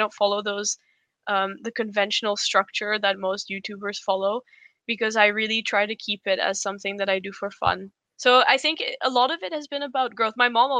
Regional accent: Poland; moved away as an adult; also born or lived in India; So I was born in India, and then we moved to Poland when I was 6 for my dad's work, and then they loved it. So they ended up staying there, and I went to an international school, and then I moved to the Netherlands to study

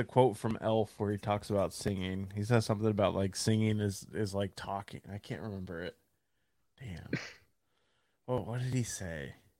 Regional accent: Texas, United States; I'm from Texas.

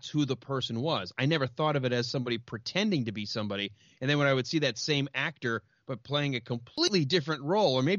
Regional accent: outside of Detroit, Michigan, United States; I grew up outside of Detroit

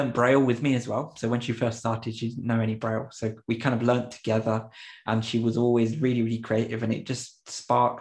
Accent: England, United Kingdom; English is a second language; also born or lived in Popayán, Colombia; when I was about 9 years old, I came back to England again. So definitely a real mix. And I had to relearn all of my English when I came back from Colombia after living there a few years

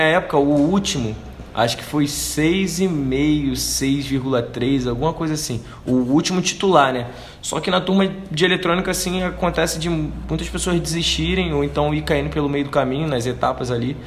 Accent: Rio de Janeiro, Brazil; moved away as an adult; now in Anápolis, Brazil

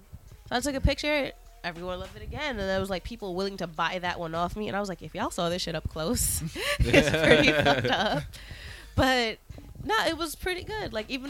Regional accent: New York City, New York, United States; I'm from Brooklyn

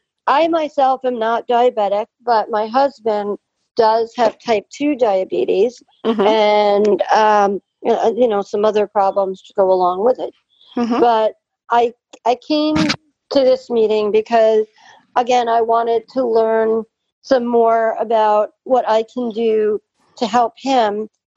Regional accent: Long Island, New York, United States; I'm from Long Island, New York.

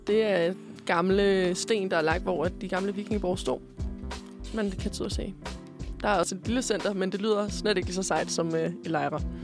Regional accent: Korsør, Zealand, Denmark; moved away as an adult; now in Copenhagen, Denmark; kommer jeg faktisk oprindeligt fra Korsør. Øhm, men jeg bor på Østerbro

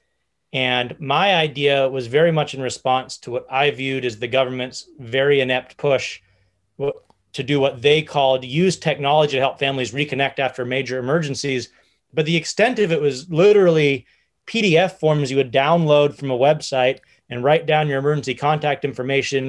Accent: an hour north of San Francisco, California, United States; also born or lived in Silicon Valley; I grew up about an hour north of San Francisco

